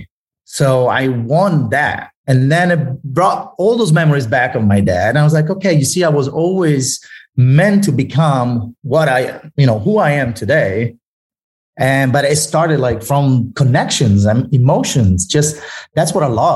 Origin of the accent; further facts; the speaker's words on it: Italy; English is a second language; moved away; I grew up in Italy